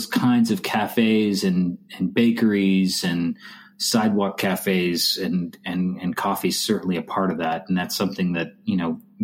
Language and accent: English; Montreal, Quebec, Canada; now in Austin, United States; Montreal is still in my mind my hometown. It's where I was born